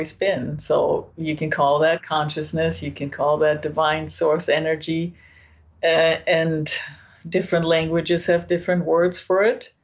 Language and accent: English; Germany; now in California, United States; I'm from Germany